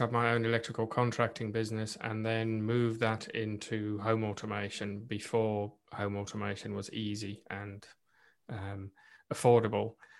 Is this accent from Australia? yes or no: no; South Africa; first language Afrikaans; English is a second language; moved away as an adult; now in United Kingdom; I was born and raised in South Africa and being Afrikaans, South African as well, so not English speaking